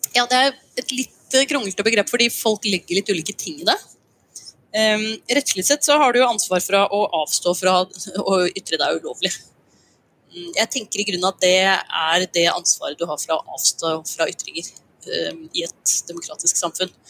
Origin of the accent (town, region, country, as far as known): Norway